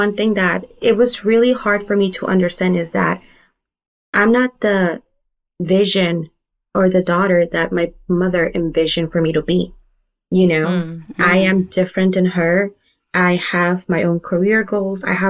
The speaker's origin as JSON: {"language": "English", "town": "Fresno", "region": "California", "country": "United States", "moved": "as an adult", "lives_now": "San Francisco, United States", "said": "I am from Fresno, California"}